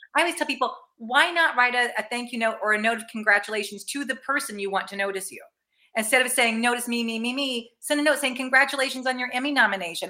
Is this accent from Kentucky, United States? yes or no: no; Danville, Illinois, United States; also born or lived in St. Louis, Missouri; now in Los Angeles, United States; dick van dyke earlier being from my hometown